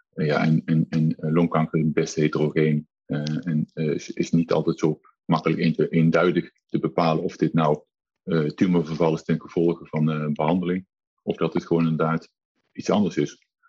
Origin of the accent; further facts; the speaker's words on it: Nijmegen, Gelderland, Netherlands; als Nijmegenaar